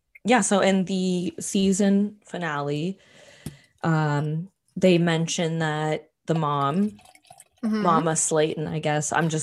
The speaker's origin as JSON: {"language": "English", "country": "Canada", "said": "we're Canadians"}